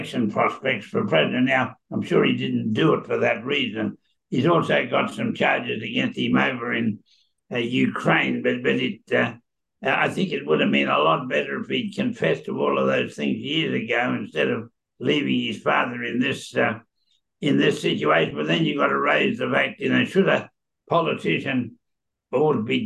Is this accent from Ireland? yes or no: no; Australia; also born or lived in Queensland; I'm an Australian who is happily living in Queensland, but I'm an Aussie.